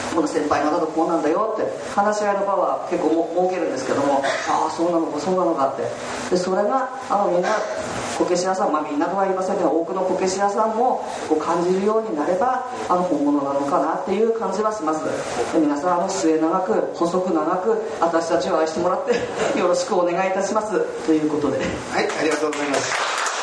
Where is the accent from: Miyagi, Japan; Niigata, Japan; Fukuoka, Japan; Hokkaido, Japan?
Miyagi, Japan; Onagawa; moved away; 私もあの宮城県の石巻の出身なので、まあ、女川町なんですけれども